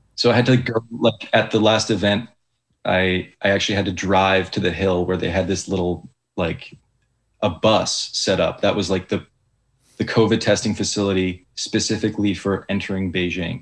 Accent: Calgary, Alberta, Canada; the city where I grew up in Calgary

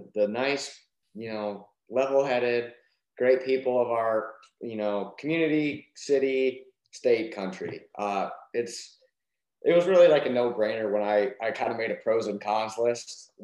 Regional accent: Montana, United States; I was from Montana

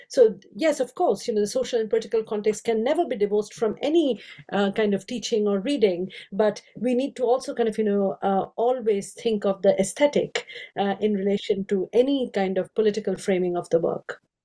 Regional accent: India; moved away as an adult; now in United Kingdom; I grew up in India. I have five Indian languages

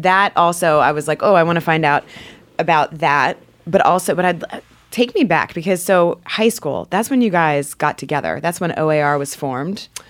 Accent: Northern Virginia, United States; I grew up in Northern Virginia

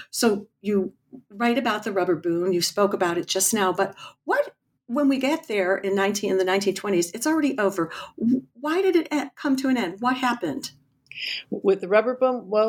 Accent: New Jersey, United States; I grew up in New Jersey

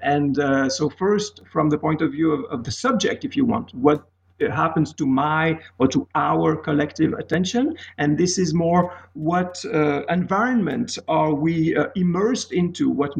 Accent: Geneva, Switzerland; English is a second language; moved away as an adult; also born or lived in Pittsburgh, United States; I am from Swiss origin in Geneva. I spent about 30 years in Geneva studying mostly literature. Then I moved to the United States of America, the beautiful city of Pittsburgh, PA

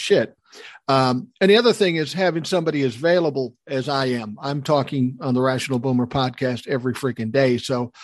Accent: Minnesota, United States; I'm from Minnesota. I was born and raised here

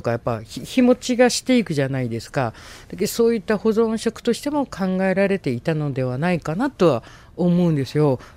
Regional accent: Munakata, Fukuoka, Japan; そう私もなんかずっとそれで育ってきてるんで

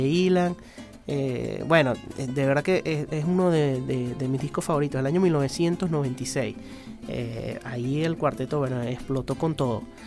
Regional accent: Andean Venezuela, Venezuelan Andes, Venezuela; yo soy muy gocho

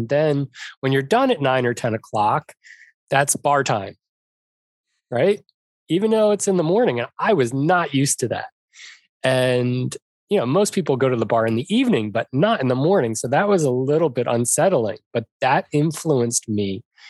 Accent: Arizona, United States; I'm from Arizona. There's no ocean to speak of.

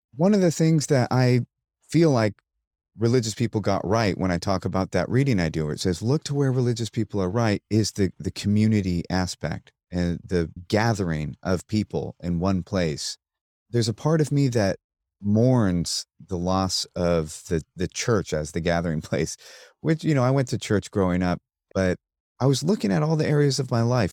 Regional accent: United States; I'm, I'm an American, and I grew up with nine eleven

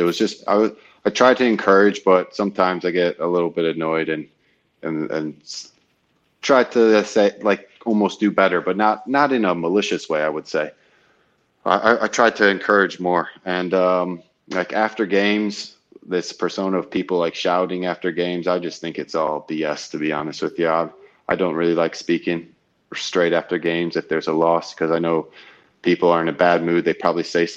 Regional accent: United States; moved away as an adult; now in Hull, United Kingdom; being American

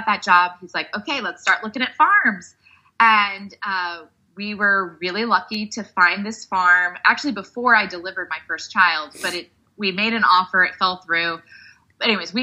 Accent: Texas, United States; I grew up in Texas

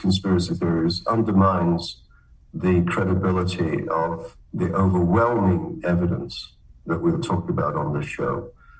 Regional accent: Canada; also born or lived in Britain; I'm a Canadian pathologist. My accent gives me away. I got my basic medical degrees from Cambridge in Britain. I did pathology training in Canada.

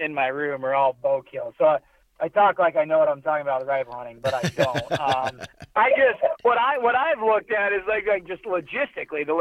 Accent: Keokuk, Iowa, United States; now in Iowa City, United States; I grew up in Keokuk, so very far southeast, and then now me and you both live Iowa City, Cedar Rapids

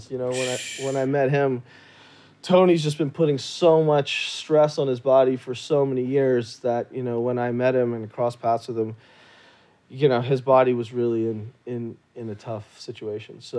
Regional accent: Jammu and Kashmir, India; Like I'm from from Kashmir, North India, you know, and yoga was was was created in India.

